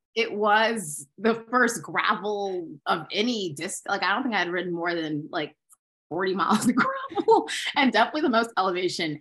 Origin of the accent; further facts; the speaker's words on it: Maryland, United States; I'm from Maryland from the suburbs.